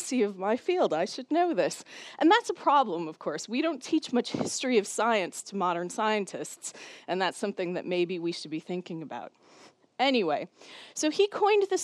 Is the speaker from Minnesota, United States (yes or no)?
yes; Minnesota, United States; moved away as an adult; now in Cambridge, United Kingdom; the University of Minnesota, which is my home state and where I did my PhD